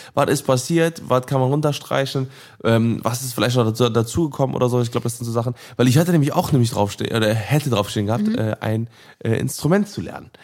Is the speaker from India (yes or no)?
no; Cologne, North Rhine-Westphalia, Germany; ich bin gebürtiger Köln, ich bin in Köln geboren und aufgewachsen